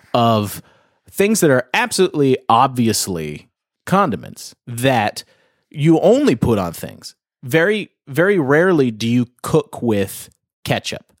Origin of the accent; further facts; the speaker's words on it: outside Toronto, Ontario, Canada; now in California, United States; I'm up in Canada, but, um, right outside of Toronto.